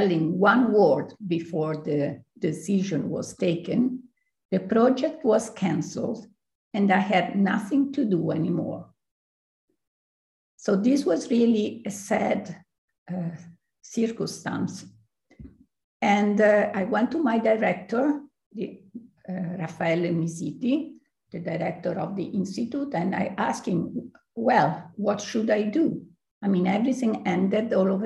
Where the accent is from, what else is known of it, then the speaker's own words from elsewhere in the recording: Aosta, Aosta Valley, Italy; I was born in Aosta, close to the Mont Blanc that everybody knows in the world. And I grew up, I would say, rather happy in nature, in the woods, close to the rivers